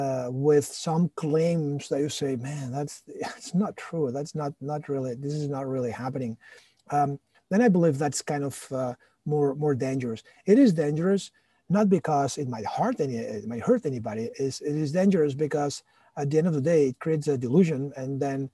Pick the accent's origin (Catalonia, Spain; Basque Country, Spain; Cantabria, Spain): Catalonia, Spain; Barcelona; moved away as an adult; now in United States; I'm originally from Barcelona